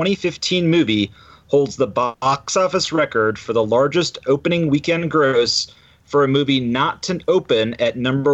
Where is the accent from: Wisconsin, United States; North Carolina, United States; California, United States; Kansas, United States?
Kansas, United States; Wichita; I'm from Wichita, Kansas. I'm an attorney here